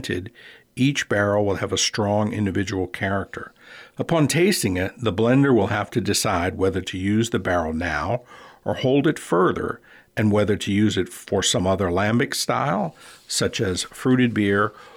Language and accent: English; New Orleans, Louisiana, United States; now in Alaska, United States; Growing up in New Orleans, my French is considerably better than my Dutch